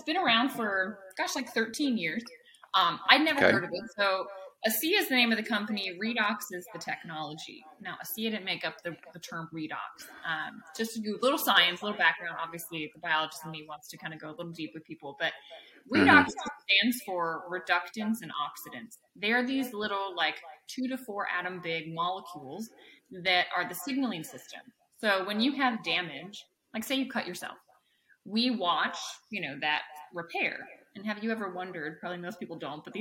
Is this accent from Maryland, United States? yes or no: yes; Maryland, United States; also born or lived in Virginia; I grew up in Maryland.